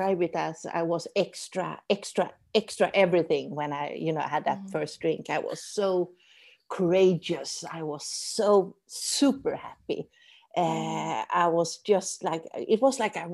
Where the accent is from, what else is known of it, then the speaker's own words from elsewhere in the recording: Sweden; accent: Swedish; English is a second language; now in Doha, Qatar; I'm from Sweden, as you may hear in my Swedish